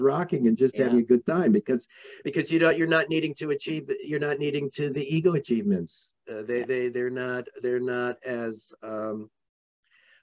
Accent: New York, United States; I grew up in New York, in Manhattan, where there was the highest percentage of psychiatrists anywhere

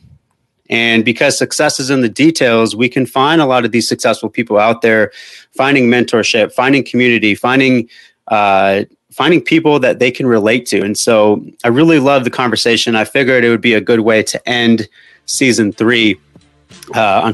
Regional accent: Albuquerque, New Mexico, United States; born or raised there; now in Tucson, United States

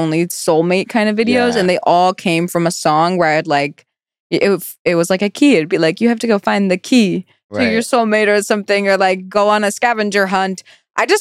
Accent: Virginia, United States; moved away as an adult; I came all the way from Virginia

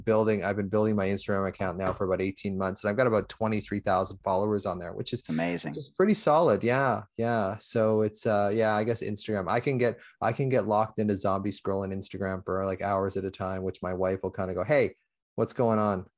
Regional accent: Canada; I'm from Canada, eh?

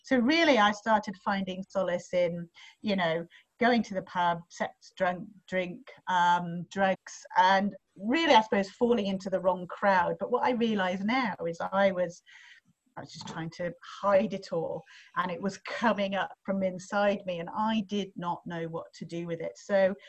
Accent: England, United Kingdom; also born or lived in third world countries; now in Australia; So my background is, as you can tell possibly from my voice, I'm not Australian. So I am originally from England, but I had a very interesting upbringing

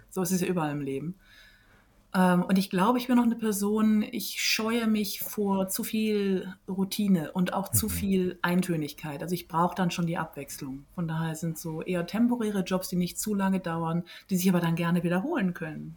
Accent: West Germany, Germany; moved away; also born or lived in Iceland; Heimat ist auch dort, wo ich aufgewachsen bin und das ist ähm, in Westdeutschland

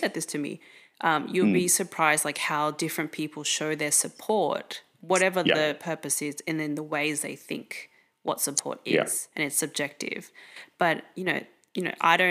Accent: Australia; I'm second gen, so I'm born and raised in Australia

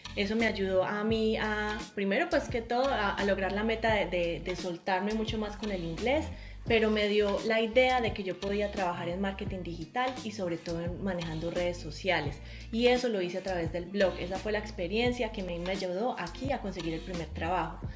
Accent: Colombia; moved away as an adult; now in New Zealand; Si nosotros somos colombianos, pero vivimos en Nueva Zelanda

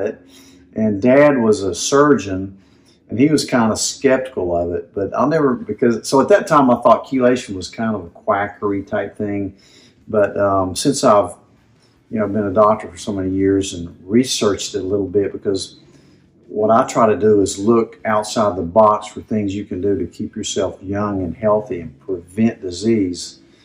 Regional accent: Kingsport, Tennessee, United States; I grew up in Kingsport and half the neighborhood dads worked at Eastman

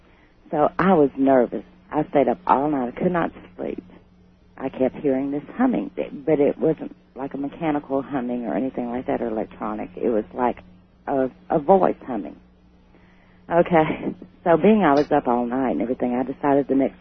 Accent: Houston, Texas, United States; moved away; also born or lived in Covington, Georgia; I'm originally from Houston. But I lived in Georgia, a small town in Georgia, just outside of Atlanta, called Covington, Georgia.

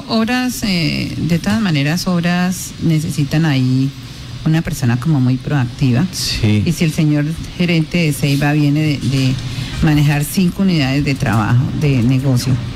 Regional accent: Sácama, Casanare, Colombia; also born or lived in Boyacá; now in Yopal, Colombia; un municipio como Sacama, que lo conozco porque es mi pueblo de crianza.

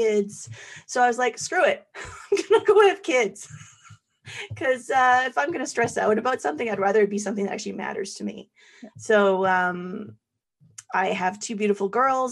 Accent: Calgary, Alberta, Canada; born and raised in Calgary

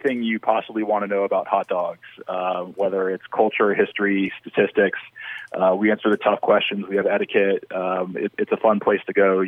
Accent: the South, United States; I'm from the South

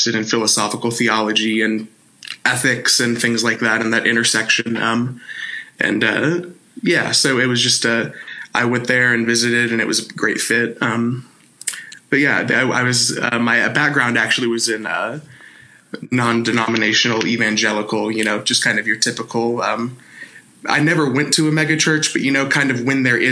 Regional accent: Bedford, Texas, United States; also born or lived in Fort Worth, Texas; I'm from Texas. I'm from, it's a city in between Dallas and Fort Worth called Bedford

